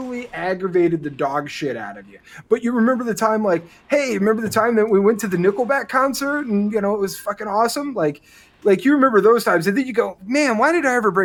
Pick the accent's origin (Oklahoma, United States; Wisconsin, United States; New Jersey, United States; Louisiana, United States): Wisconsin, United States; Milwaukee; I grew up outside of Milwaukee, Wisconsin